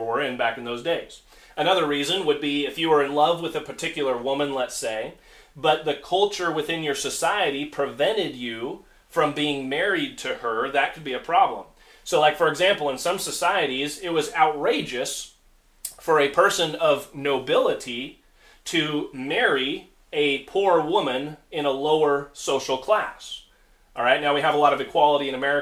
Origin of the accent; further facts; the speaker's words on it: United States; As Americans, we live in a very, very exceptional society